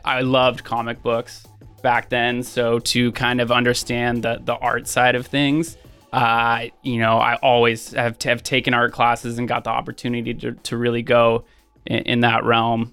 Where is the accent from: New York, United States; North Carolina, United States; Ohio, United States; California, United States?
California, United States; Sonoma County, Northern; born and raised in Northern California in Sonoma County